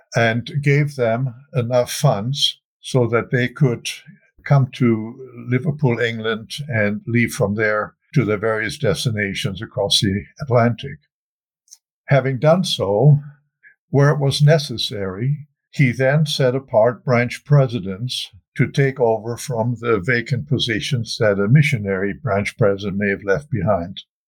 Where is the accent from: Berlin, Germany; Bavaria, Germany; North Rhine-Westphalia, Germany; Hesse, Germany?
North Rhine-Westphalia, Germany; Wuppertal; moved away; also born or lived in Salt Lake City, Utah; I was born and raised in Germany, in Wuppertal